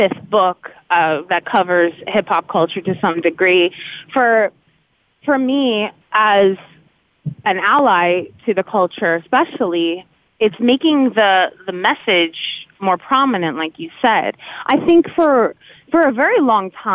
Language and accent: English; New Jersey, United States; I grew up in New Jersey.